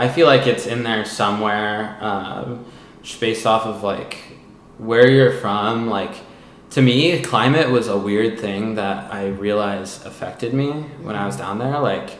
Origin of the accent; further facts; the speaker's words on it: California, United States; maybe that's because I'm from California